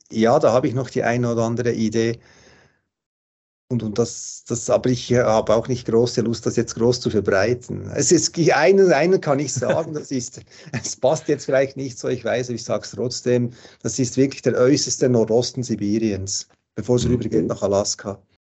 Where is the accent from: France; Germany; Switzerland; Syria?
Switzerland; jetzt bei uns in der Schweiz, was es mal so angedacht.